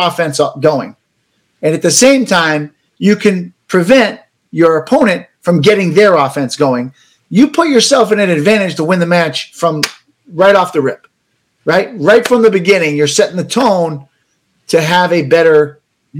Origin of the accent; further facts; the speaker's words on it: United States; as an American